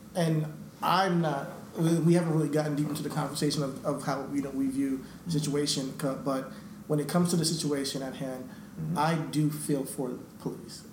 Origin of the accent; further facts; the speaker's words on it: New York, United States; we're, we from New York